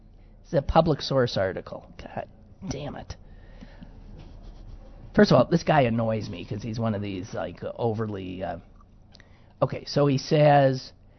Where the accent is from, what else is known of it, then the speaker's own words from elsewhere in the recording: Midwest, United States; I'm so proud. And I'm a hick from the Midwest.